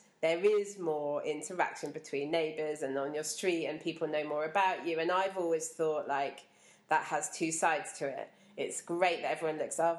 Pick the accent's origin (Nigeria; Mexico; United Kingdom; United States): United Kingdom; England; also born or lived in Dar es Salaam; I grew up in a village and there was a sense of that there in the village I grew up in here in England